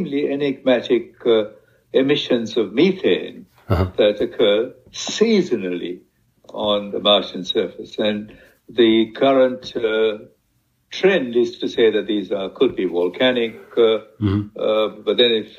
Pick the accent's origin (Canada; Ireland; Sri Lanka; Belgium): Sri Lanka; my home country, in fact, in Sri Lanka